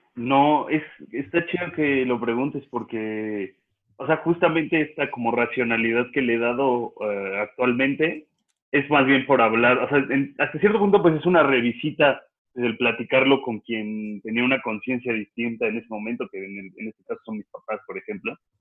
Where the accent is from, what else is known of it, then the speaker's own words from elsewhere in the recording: Mexico City, Mexico; also born or lived in Querétaro; cuando niño, cuando vivía en la Roma, en, en la calle de Puebla